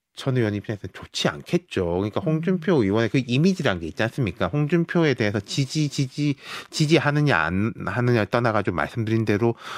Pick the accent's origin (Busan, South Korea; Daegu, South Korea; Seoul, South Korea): Busan, South Korea; moved away; 저도 고향 갔다 왔거든요